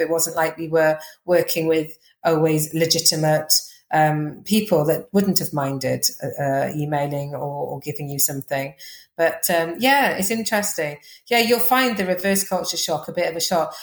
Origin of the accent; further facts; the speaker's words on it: Wales, United Kingdom; accent: Welsh; moved away as an adult; also born or lived in Uganda; I have got a Welsh accent